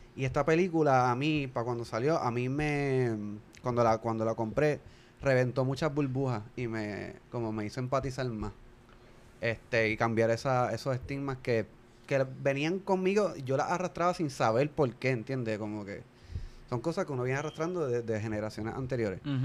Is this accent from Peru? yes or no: no; Puerto Rico; nosotros como latinos y como puertorriqueños en particular